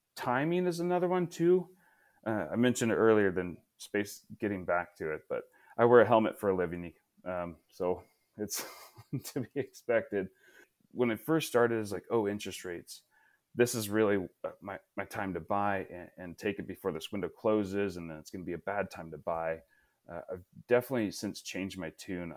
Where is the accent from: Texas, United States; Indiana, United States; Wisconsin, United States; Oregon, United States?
Oregon, United States; Portland area; growing up near the Portland area